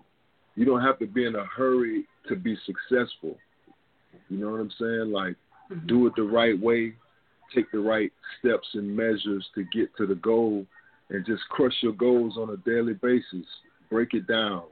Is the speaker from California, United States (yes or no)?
yes; San Diego, California, United States; I was born in San Diego, California